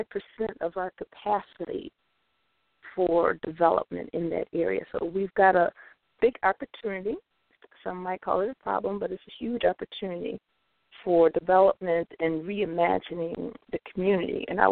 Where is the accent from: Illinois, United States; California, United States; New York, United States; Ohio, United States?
Illinois, United States; Chicago; I was born and raised in North Lawndale.